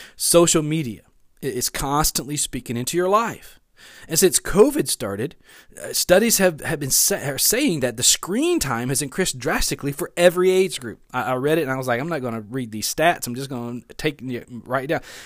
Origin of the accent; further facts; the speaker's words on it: West Monroe, Louisiana, United States; also born or lived in Bossier City, Louisiana / Shreveport, Louisiana; now in Natchitoches, United States; I grew up in West Monroe, Louisiana